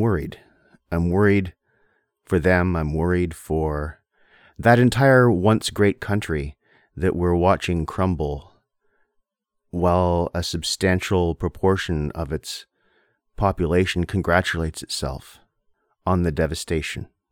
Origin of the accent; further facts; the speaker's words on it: Windsor, Ontario, Canada; moved away as an adult; also born or lived in South Korea; I grew up in Windsor, Ontario